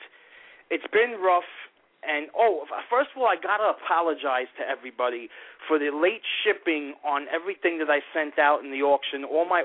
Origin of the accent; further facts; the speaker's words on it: New York City, New York, United States; I come from East New York, Brooklyn